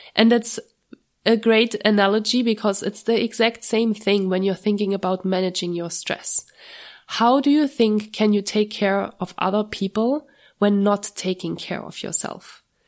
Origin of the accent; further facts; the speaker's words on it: Germany; moved away as an adult; every time I go to Germany, it's a huge, it's a huge stressor for me a little bit because I'm usually only going once per year to, to my hometown.